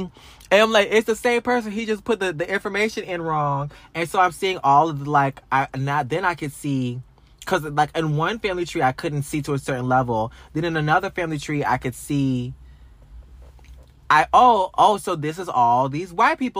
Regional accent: Louisiana, United States; moved away; I'm from this town.

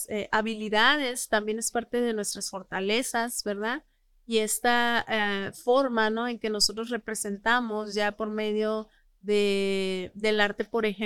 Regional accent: northern Mexico, Mexico; Nosotros que somos norteños

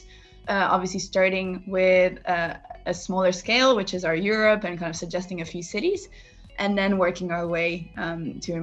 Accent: Monaco; moved away as an adult; also born or lived in United States; I come from Monaco, which is a small country

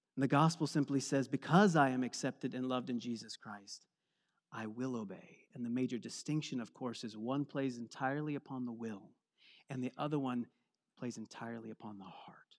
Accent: East Coast, United States; moved away; I'm from the East Coast where we have lots of different seasons

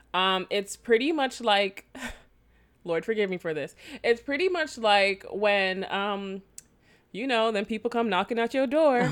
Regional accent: Jamaica; I am Jamaican

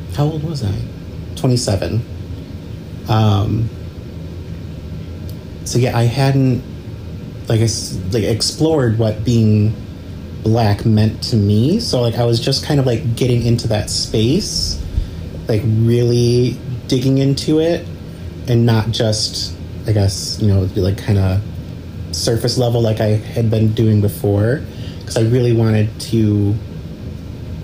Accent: Detroit, Michigan, United States; also born or lived in Auburn Hills, Michigan / Mount Pleasant, Michigan; originally I moved here from Mount Pleasant, but I grew up in Metro Detroit, like in the suburbs

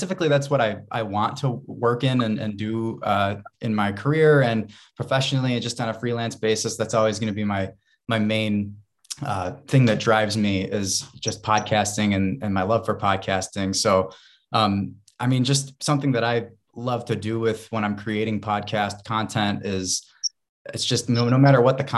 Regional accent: Rochester, New York, United States; now in Buffalo, United States; I'm from Rochester, New York originally.

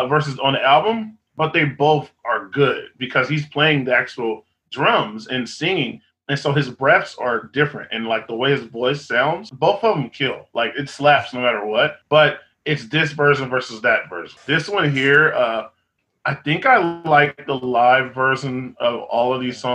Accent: Austin, Texas, United States; I'm from Austin

